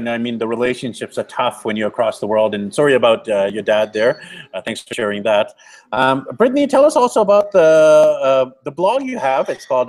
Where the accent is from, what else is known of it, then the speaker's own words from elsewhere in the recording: Vancouver, British Columbia, Canada; now in Colombia; I'm from Vancouver, BC, Canada.